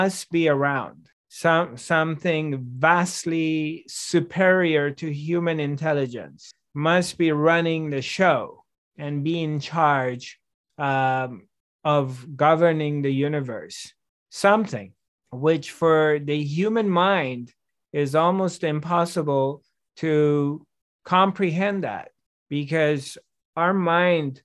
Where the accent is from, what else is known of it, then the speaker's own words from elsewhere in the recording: Iran; also born or lived in France; now in Los Angeles, United States; I was 5 years old, and we moved to from France to Iran. And so I'm growing up in Iran